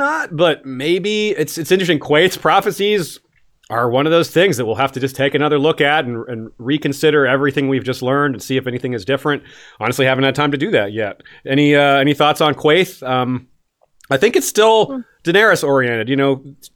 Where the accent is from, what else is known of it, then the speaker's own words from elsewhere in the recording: Tallahassee, Florida, United States; Tallahassee shout out. Always love those. My hometown